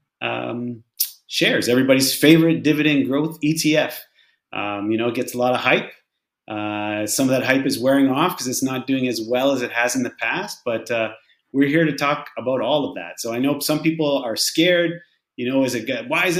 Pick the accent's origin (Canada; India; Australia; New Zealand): Canada; Sault Ste. Marie, Ontario; moved away as an adult; also born or lived in Saskatchewan / Windsor, Ontario / Toronto / Stouffville, Ontario; now in Fort Lauderdale, United States; I'm originally from Canada. I was born in Saskatchewan. I grew up in a little town called Sault Ste. Marie in northern Ontario